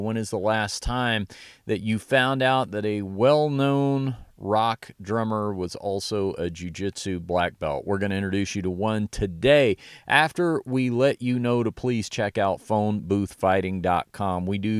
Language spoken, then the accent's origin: English; Dallas, Texas, United States; I attended in my hometown of Dallas, Texas